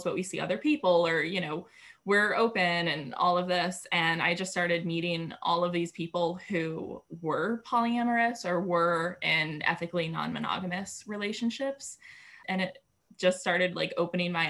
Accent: New York, United States; moved away as an adult; also born or lived in Denver; I was coming from New York where I'd lived my entire life. And then I moved to Denver

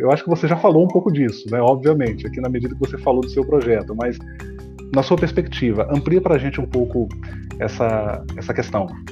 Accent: Cariacica, Espírito Santo, Brazil; no município de Cariacica, minha terra

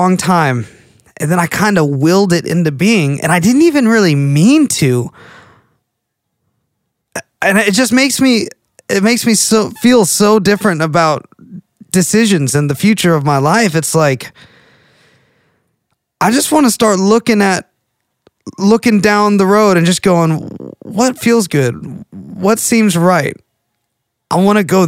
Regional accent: McKinney, Texas, United States; now in Sherman, United States; I spent the last like 18 years growing up in McKinney

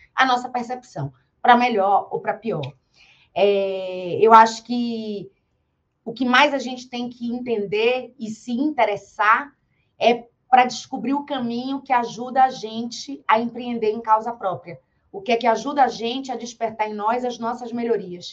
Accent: Bahia, Brazil; eu sou da Bahia e na Bahia a gente tem uma educação muito forte e muito cedo sobre a fé

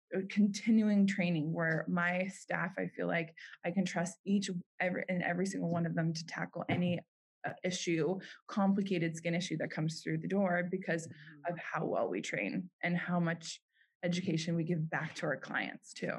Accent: Park City, Utah, United States; moved away; my hometown, Park City, Utah

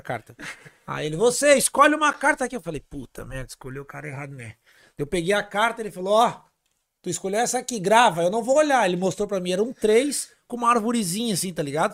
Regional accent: Porto Alegre, Rio Grande do Sul, Brazil; moved away as an adult; also born or lived in Laguna; now in Florianópolis, Brazil; o mês que eu nasci em Laguna, eu fui morar em Porto Alegre

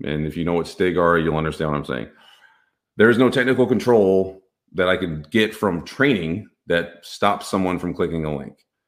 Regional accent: Texas, United States; I'm from Texas

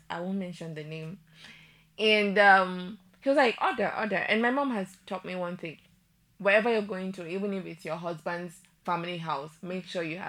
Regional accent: Nigeria; I'm a Nigerian. Okay, we don't hope like that.

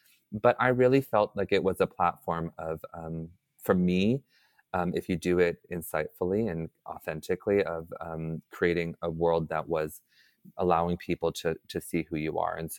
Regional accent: Atlanta, Georgia, United States; born there; So like I said, I was adopted. I was born in Atlanta, Georgia, and I was adopted at 2 weeks.

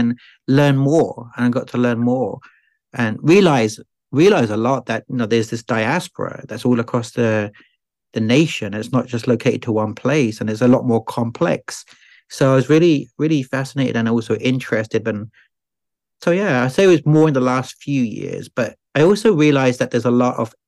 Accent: Eastbourne, South East England, United Kingdom; moved away as an adult; also born or lived in Madrid, Spain / Ireland / London / Scotland; now in Tennessee, United States; they moved to a small town called Eastbourne on the south coast of England, 50 miles south of London as the crow flies and 30 kilometers from France. So you could see France on a clear day. And that's where I was born 4 years later

